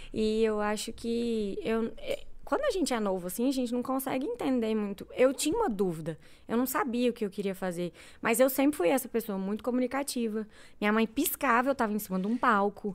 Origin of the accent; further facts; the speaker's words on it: Goiânia, Goiás, Brazil; eu sou nascida e criada aqui em Goiânia